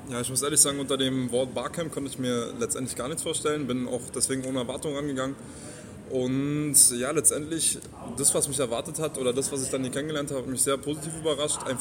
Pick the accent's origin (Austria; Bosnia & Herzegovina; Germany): Germany; Berlin; Genau, also wir kommen aus Berlin.